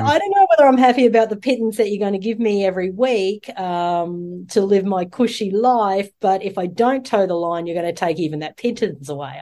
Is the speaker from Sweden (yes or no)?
no; Australia; the Australians, uh, our in, original people